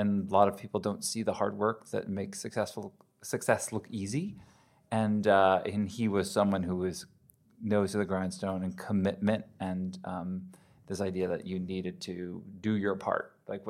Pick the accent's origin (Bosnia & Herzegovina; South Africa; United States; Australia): United States; moved away as an adult; also born or lived in New York / Connecticut; now in Southern California, United States; I grew up on the East Coast, New York and Connecticut, and made my way out here to Southern California when I was 19